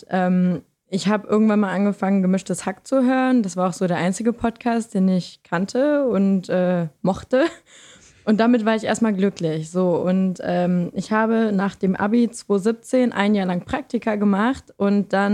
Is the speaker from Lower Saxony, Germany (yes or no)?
yes; Lower Saxony, Germany; Und ich komme aus Niedersachsen, das vielleicht noch am Rande.